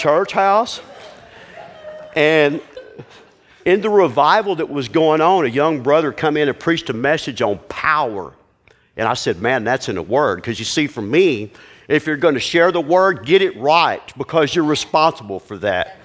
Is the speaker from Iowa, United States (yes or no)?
no; Houston, Texas, United States; also born or lived in Hemphill, Texas; I'm from Houston, a big city